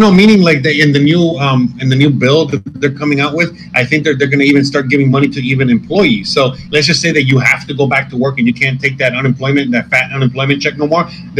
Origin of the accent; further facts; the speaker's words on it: Miami, Florida, United States; even though I'm from Miami and shit, I'm still from the dirty South